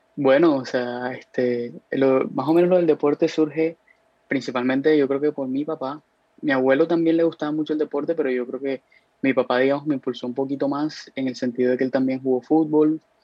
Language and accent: Spanish; Cartagena, Bolívar, Colombia; moved away as an adult; now in United States; vivo en Estados Unidos hace más o menos casi cuatro años, cuatro años y medio, este, pero soy de aquí de Cartagena